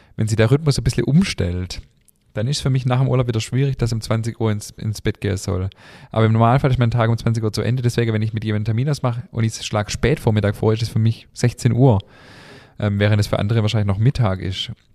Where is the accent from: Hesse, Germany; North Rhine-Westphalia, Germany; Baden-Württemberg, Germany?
Baden-Württemberg, Germany; Schwäbisch Hall; bei uns in Schwäbisch Hall